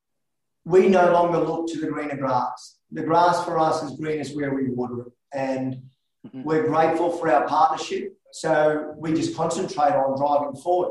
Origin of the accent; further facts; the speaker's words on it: Australia; I was born in Australia